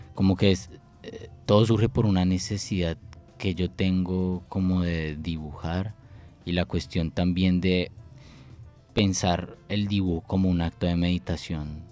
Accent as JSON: {"language": "Spanish", "region": "Bogotá", "country": "Colombia", "said": "soy de Bogotá"}